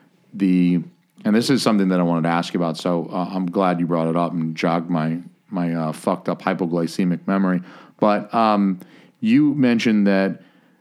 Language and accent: English; the South, United States; I'm from the South